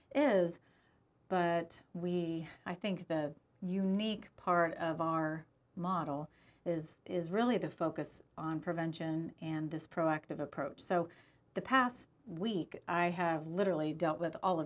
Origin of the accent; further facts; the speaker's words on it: United States; as an American